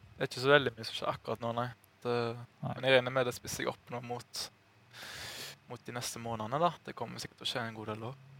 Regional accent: Norway; som nordmann

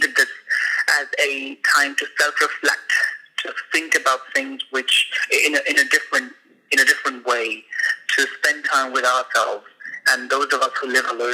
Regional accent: India; moved away as an adult; now in Istanbul, Turkey; I'm from India originally, from a very tiny village in Upper Himalayas, and I've been in Istanbul for the last 2 years

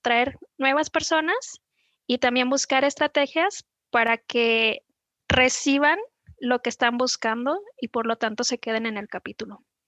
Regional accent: Guadalajara, Jalisco, Mexico; also born or lived in Zapopan; vivo en Zapopan, nací en Guadalajara

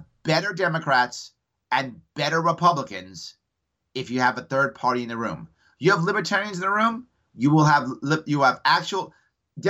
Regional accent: New York City, New York, United States; also born or lived in Queens, New York; I grew up outside of Yankee Stadium.

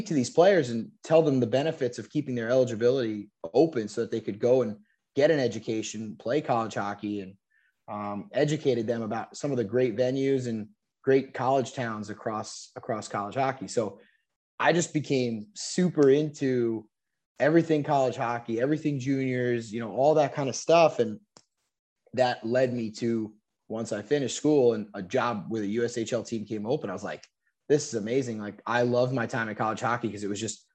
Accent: New York, United States; moved away; also born or lived in Charleston; I grew up in New York

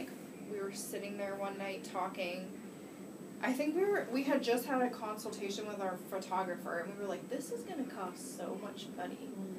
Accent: Alliance, Ohio, United States; moved away as an adult; also born or lived in Indiana / Texas; I'm about to be 31. I was born in Alliance, Ohio.

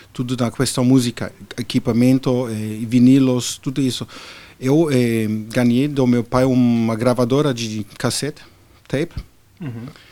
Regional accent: Berlin, Germany; Portuguese is a second language; moved away as an adult; now in Brazil; nasci num país que hoje já não existe mais a Alemanha Oriental

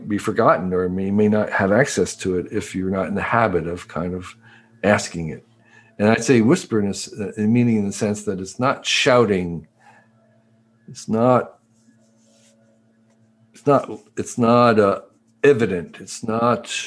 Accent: United States; moved away as an adult; also born or lived in Taiwan; I grew up in the East Coast, suburb of New York City.

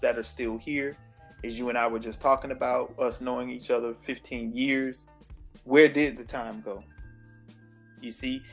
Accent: Sanford, United States; I grew up in Sanford.

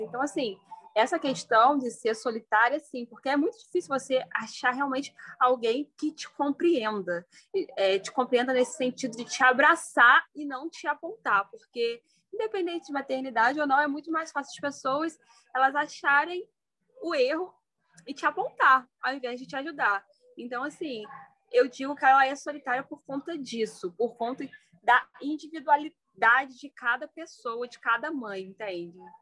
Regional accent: Petrópolis, Rio de Janeiro, Brazil; moved away as an adult; now in Três Rios, Brazil; sou natural de Petrópolis, resido em Três dias desde 2019, quando eu entrei para a faculdade

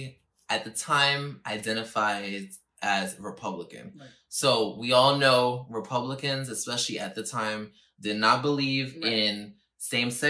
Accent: New York City, New York, United States; I'm from the Bronx, yes, thank God, and I'm I'm from New York City, thank God, but the way that I was raised as the only child from two parents that, came here. They were born in Puerto Rico and they came here. And I was born here in New York

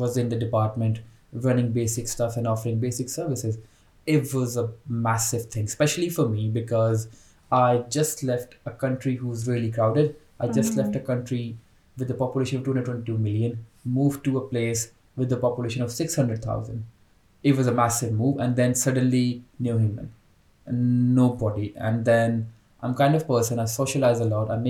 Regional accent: Pakistan; moved away as an adult; now in Birmingham, United Kingdom; I'm from Pakistan. So I'm on Tier 2 skilled worker visa in Britain

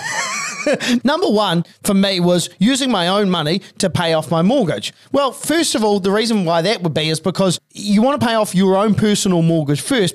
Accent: Christchurch, Canterbury, New Zealand; I was from Christchurch.

